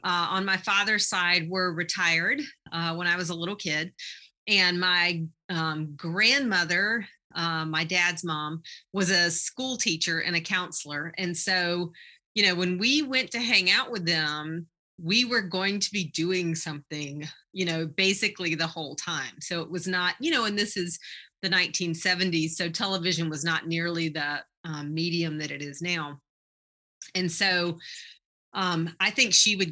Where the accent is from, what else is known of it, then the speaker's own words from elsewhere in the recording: Eastern North Carolina, United States; now in Iowa, United States; I'm from Eastern North Carolina. I say that up front so that people are not so distracted by my accent.